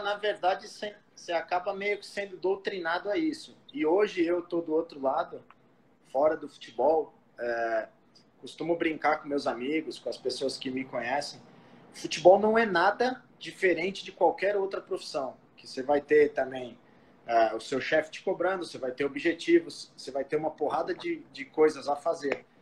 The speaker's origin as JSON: {"language": "Portuguese", "region": "São Paulo", "country": "Brazil", "tie": "born or raised there", "said": "eu sou natural de São Paulo, aqui da Zona Leste, é, do Tatuapé"}